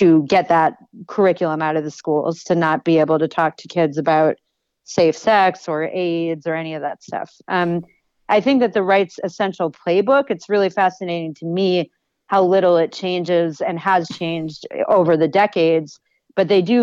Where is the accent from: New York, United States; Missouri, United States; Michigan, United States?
New York, United States; Buffalo; Erie County in Western New York, which is where I grew up. I grew up in Buffalo